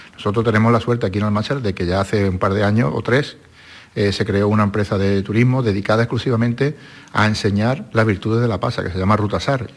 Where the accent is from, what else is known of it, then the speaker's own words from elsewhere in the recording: Andalusia, Spain; somos andaluces